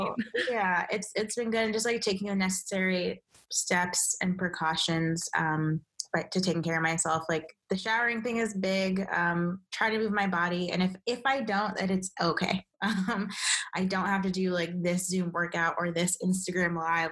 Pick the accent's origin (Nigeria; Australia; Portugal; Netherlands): Nigeria; I'm Nigerian